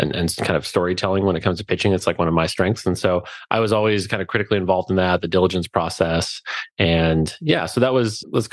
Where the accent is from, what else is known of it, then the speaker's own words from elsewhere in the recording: Alaska, United States; We're from Alaska